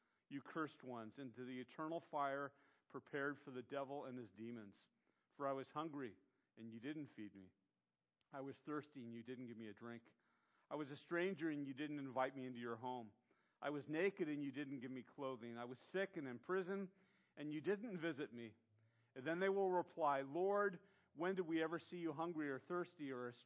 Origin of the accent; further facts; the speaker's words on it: Santa Barbara, California, United States; growing up in Santa Barbara